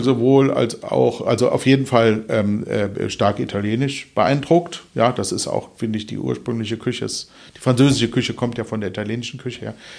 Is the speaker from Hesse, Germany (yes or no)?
yes; Kelkheim, Hesse, Germany; also born or lived in Hofheim am Taunus / Eppstein; now in Wuppertal, Germany; aufgewachsen bin ich in äh, Ruppertzein, das gehört zu Kelkheim und äh, in Eppstein im Taunus